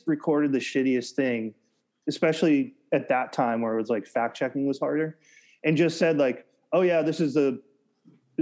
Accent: United States; also born or lived in Massachusetts / New Hampshire; I grew up in cities in Massachusetts and then the suburbs of New Hampshire

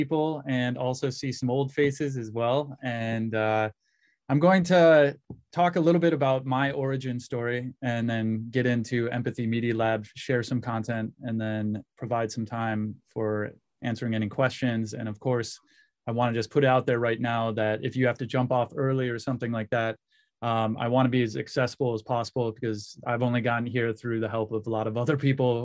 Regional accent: Western Michigan, United States; born or raised there; also born or lived in Cleveland, Ohio

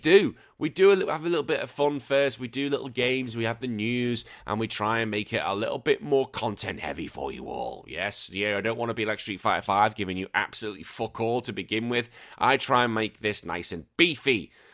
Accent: United Kingdom; moved away as an adult; now in Australia; I am a British man living here in Australia

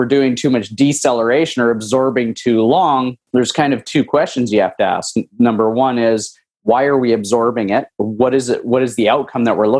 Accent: Lucky Lake, Saskatchewan, Canada; moved away as an adult; now in South Florida, United States; I'm originally from Lucky Lake, Saskatchewan. Moved from Canada to Florida about almost 8 years ago.

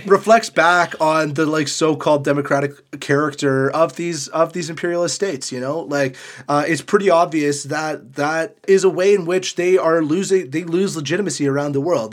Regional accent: Canada; as a Canadian

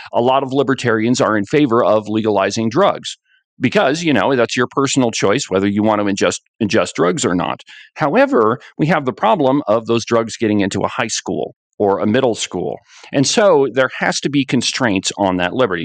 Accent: Buffalo, Wyoming, United States; I'm from Buffalo, Wyoming

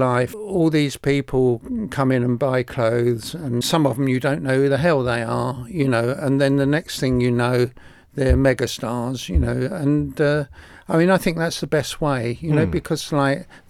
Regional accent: Enfield, London, United Kingdom; also born or lived in Hoxton; I was born in Enfield

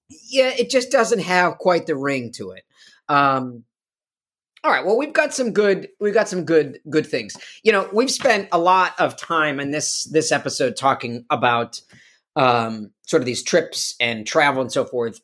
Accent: Chicago, Illinois, United States; I grew up in Chicago

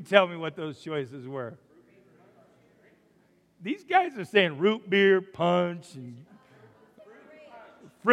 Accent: Umatilla, Oregon, United States; born or raised there; now in Rupert, United States

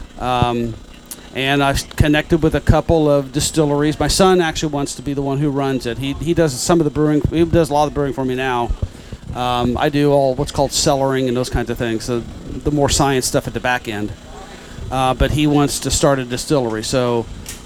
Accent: Penntown, Indiana, United States; moved away as an adult; also born or lived in Oldenburg, Indiana / Batesville, Indiana / Hamburg, Indiana; I'm originally from Penntown. So, we're in Sunman.

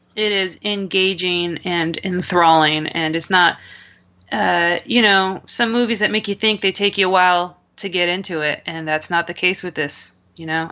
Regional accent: United States; as an American

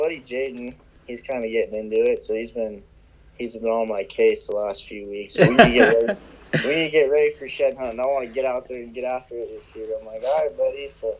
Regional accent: Eastern Oregon, United States; also born or lived in Puget Sound area, Washington; I'm 23. I've been living in Eastern Oregon for probably a little over 10 years now.

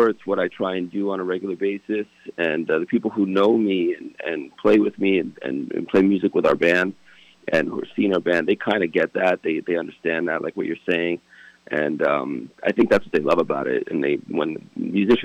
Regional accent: Fort Lee, New Jersey, United States; also born or lived in Hackensack, New Jersey; I was born and raised in Fort Lee, New Jersey

